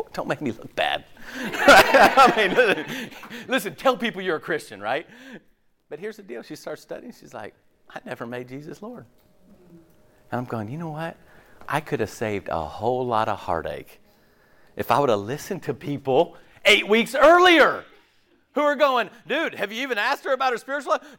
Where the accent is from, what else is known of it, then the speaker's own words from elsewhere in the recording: West Coast, United States; moved away as an adult; also born or lived in Tallahassee, Florida; now in Clemson, United States; I grew up on the West Coast.